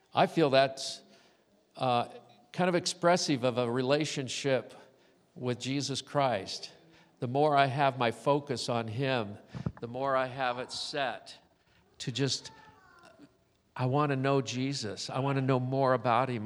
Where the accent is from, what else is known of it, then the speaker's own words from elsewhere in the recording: Southern California, United States; when I was growing up in Southern California